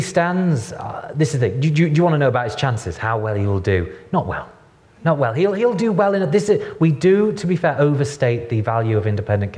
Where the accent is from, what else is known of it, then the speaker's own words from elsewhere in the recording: the North, England, United Kingdom; now in London, United Kingdom; I'm from the North.